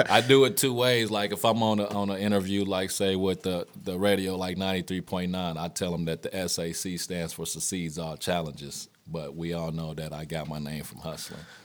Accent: Wichita, Kansas, United States; moved away; I grew up on both the north and the south side

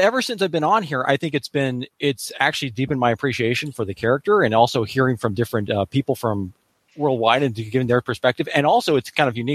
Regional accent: California, United States; I'm a Californian by birth

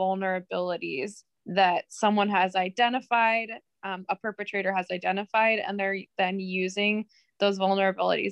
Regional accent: Akron, Ohio, United States; I'm from Akron, Ohio

